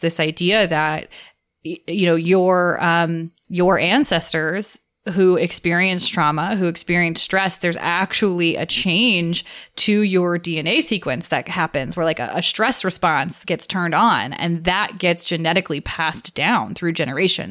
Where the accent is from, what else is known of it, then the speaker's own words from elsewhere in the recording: United States; the culture that, that I grew up in here in America.